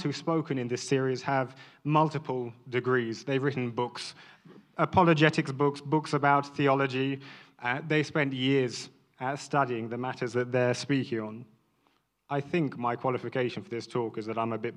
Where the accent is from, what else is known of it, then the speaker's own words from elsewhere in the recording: London, United Kingdom; a mixed-race man born and raised in London